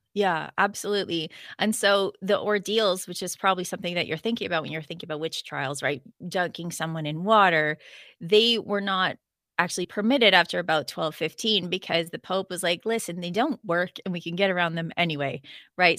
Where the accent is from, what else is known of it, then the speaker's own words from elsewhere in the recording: Canada; I'm a Canadian